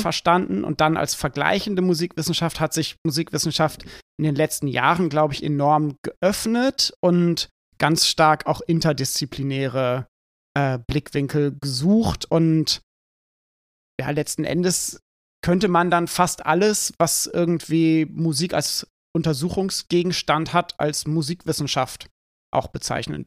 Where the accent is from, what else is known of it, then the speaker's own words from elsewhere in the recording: Schleswig-Holstein, Germany; moved away; ich bin in einer Kleinstadt in Schleswig-Holstein aufgewachsen